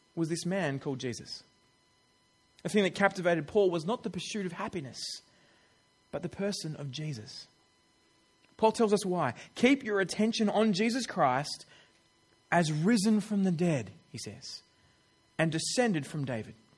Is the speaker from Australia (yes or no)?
yes; Australia; I'm an Australian